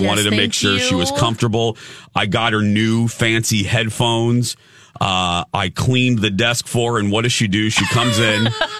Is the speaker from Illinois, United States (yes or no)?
no; Indiana, United States; now in Minnesota, United States; because I'm from Indiana